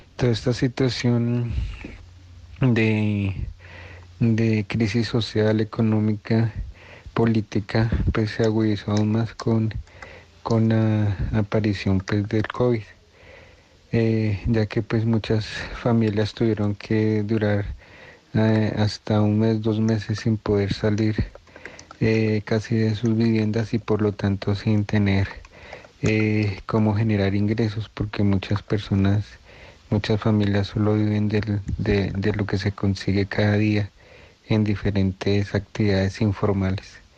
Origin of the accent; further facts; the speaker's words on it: Colombia; estamos eh, viviendo como pueblo colombiano